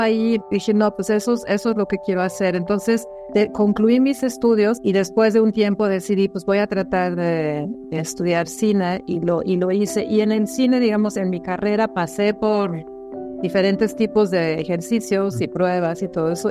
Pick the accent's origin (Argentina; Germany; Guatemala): Germany; moved away as an adult; now in Mexico; Nací en Alemania y, y llego a México a mis 21 años